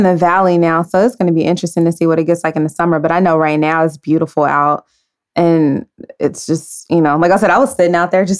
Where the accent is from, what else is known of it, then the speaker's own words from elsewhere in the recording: San Francisco, California, United States; also born or lived in Dallas / Maryland; now in Los Angeles, United States; I was born in San Francisco.